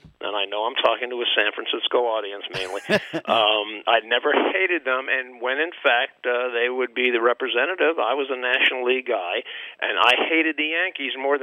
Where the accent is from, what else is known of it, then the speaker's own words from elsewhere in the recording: U.S. Virgin Islands; also born or lived in Brooklyn, New York; I had not yet moved to my hometown in the Virgin Islands. And even moving there when I was 2 years old